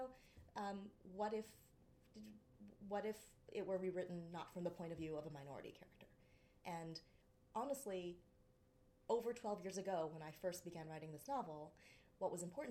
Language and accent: English; United States; being Asian American